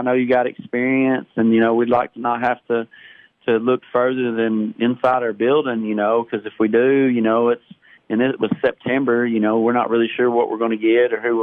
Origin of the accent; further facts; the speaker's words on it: United States; being back in my hometown and wearing my colors again